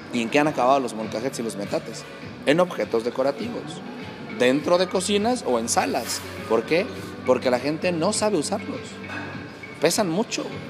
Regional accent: Mexico; como mexicano, como cocinero mexicano

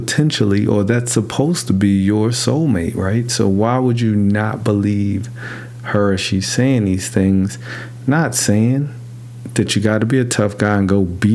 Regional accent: New York City, New York, United States; I grew up in New York City

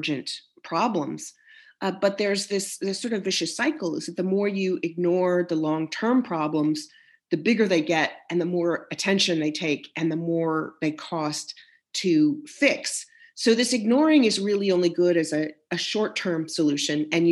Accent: United States; also born or lived in Midwest / Texas; I grew up in the Midwest in Texas

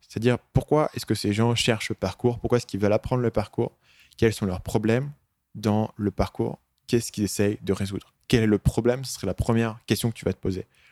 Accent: France; moved away as an adult; also born or lived in Asia; je suis parti très tôt de France, quand j'avais 22 ans

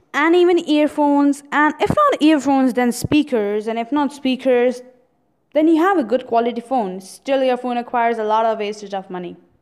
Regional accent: India; I'm an Indian

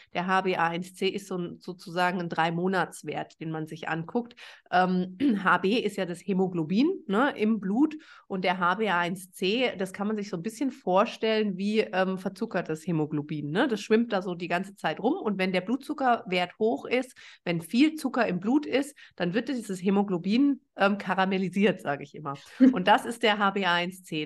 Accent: Germany; ich bin äh, Deutsche

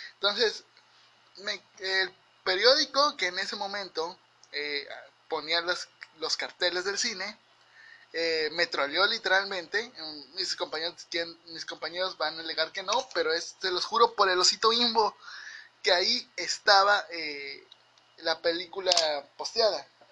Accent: Mexico; yo como mexicano

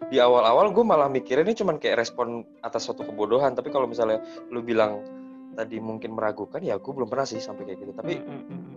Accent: Java, Indonesia; karena gue orang Jawa

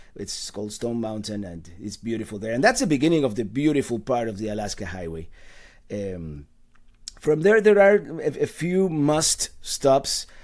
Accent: Cuba; also born or lived in Caribbean; now in United States; I was born in the island of Cuba. I've been here for, actually, two days ago was my, my thirty-fifth anniversary of arriving to the United States

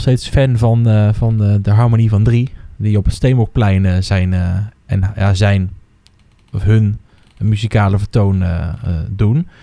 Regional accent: Netherlands; ik ben toch Hollander

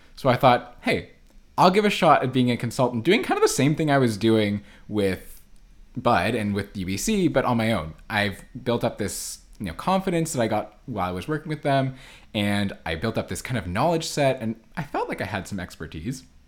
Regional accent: Ottawa, Ontario, Canada; now in Vancouver, Canada; I grew up in Ottawa on the East Coast, where there's no ocean

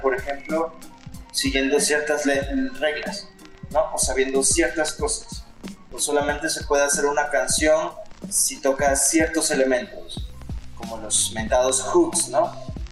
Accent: Los Cabos, Baja California Sur, Mexico; Soy de los Cabos, Baja California Sur.

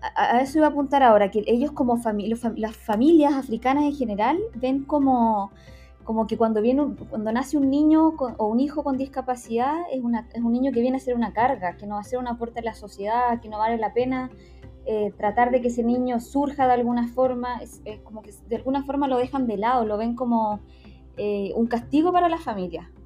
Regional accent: Temuco, Araucanía, Chile; moved away as an adult; now in Santiago, Chile; actualmente vivo en Santiago, pero soy originaria de Temuco.

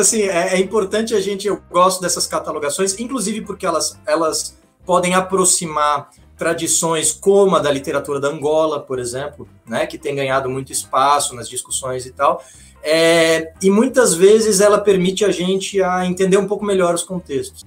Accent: Florianópolis, Santa Catarina, Brazil; also born or lived in Curitiba / Italy; eu sou manezinho da ilha aqui de Florianópolis

